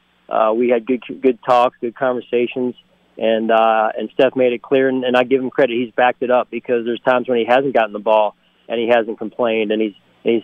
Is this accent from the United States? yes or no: yes; outside of Philadelphia, Pennsylvania, United States; now in Buffalo, United States; being raised where I was raised around outside of Philadelphia with my parents